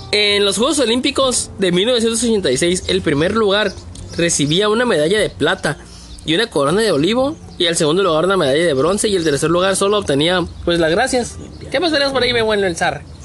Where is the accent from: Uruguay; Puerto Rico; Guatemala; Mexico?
Mexico; nosotros como mexicanos no somos, malos